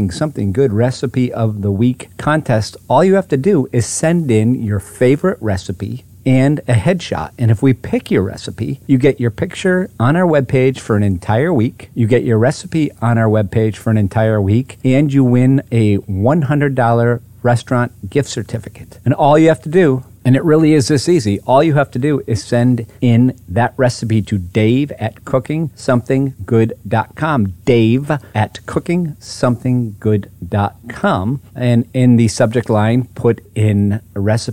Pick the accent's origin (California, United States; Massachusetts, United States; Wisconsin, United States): Massachusetts, United States; Hatfield; moved away; I'm actually back home today in my hometown of Hatfield, Massachusetts